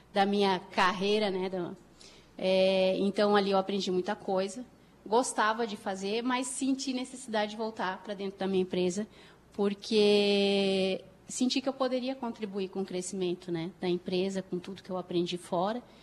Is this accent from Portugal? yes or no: no; Porto Alegre, Rio Grande do Sul, Brazil; E aí, me formei, ah, sou de Porto Alegre, sou gaúcha da capital.